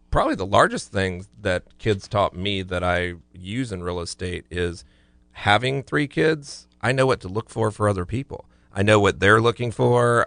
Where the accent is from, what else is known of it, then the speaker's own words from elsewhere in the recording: Florida, United States; growing up in Florida